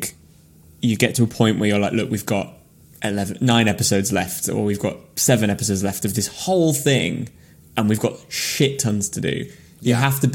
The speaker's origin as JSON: {"language": "English", "town": "Brampton", "region": "North West England", "country": "United Kingdom", "tie": "born or raised there", "said": "I grew up in Brampton, which is outside Carlisle. It's north of Carlisle."}